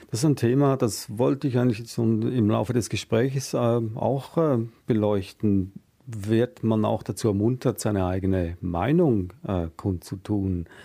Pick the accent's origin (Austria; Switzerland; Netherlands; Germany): Switzerland; ich bin auch in einer sehr grundfesten Demokratie aufgewachsen in der Schweiz